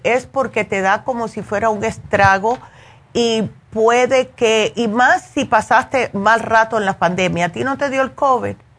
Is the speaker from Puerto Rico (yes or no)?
no; Cuba; como buena cubana